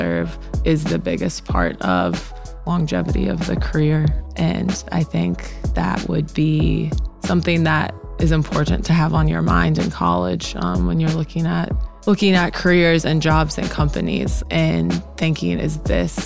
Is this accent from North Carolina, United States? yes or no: yes; Charlotte, North Carolina, United States; moved away as an adult; also born or lived in Sewanee, Tennessee; now in Memphis, United States; I grew up in Charlotte, North Carolina